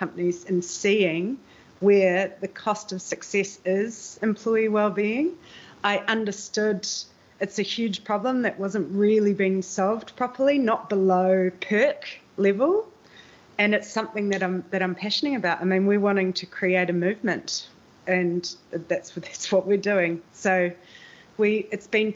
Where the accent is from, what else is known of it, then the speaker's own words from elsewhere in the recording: New Zealand; now in Amsterdam, Netherlands; I'm a New Zealander living in Amsterdam and the Netherlands